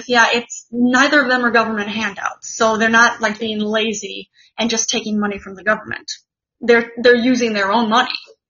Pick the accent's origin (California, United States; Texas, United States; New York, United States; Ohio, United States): California, United States; Monterey; I'm from Monterey.